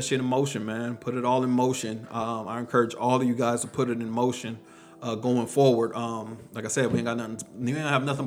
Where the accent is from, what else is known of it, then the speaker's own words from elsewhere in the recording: Texas, United States; I'm from Texas